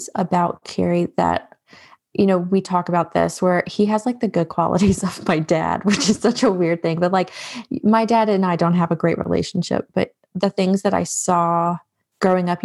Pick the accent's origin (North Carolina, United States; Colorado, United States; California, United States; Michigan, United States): North Carolina, United States; also born or lived in New York; I was born in New York. And so my family is, I always say I'm a Yankee raised in the South because I was very much raised with like Yankee mentality, but it was in North Carolina that I was really raised